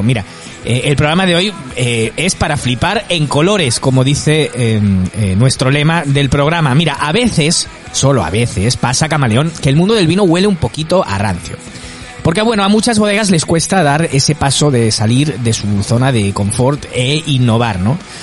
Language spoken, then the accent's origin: Spanish; Esparreguera, Catalonia, Spain; moved away as an adult; now in Costa del Sol, Spain; soy de allí